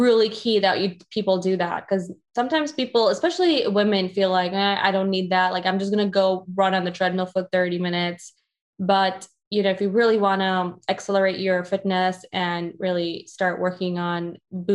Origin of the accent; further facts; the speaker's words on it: Chicago, Illinois, United States; I grew up in Chicago